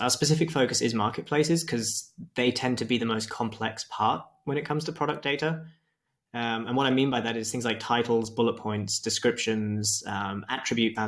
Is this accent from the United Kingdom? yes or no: yes; Wiltshire, South West England, United Kingdom; moved away as an adult; also born or lived in Australia; now in Leipzig, Germany; I'm originally from Wiltshire